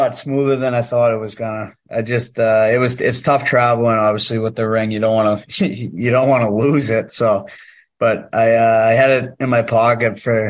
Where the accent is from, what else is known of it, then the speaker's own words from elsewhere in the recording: New England, United States; So I grew up watching the NFL, and obviously I'm from New England, so I'm a New England Patriots fan.